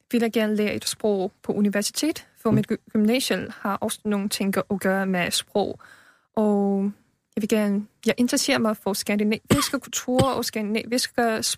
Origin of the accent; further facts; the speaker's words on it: China; Danish is a second language; moved away as an adult; now in Denmark; Uh, Kina.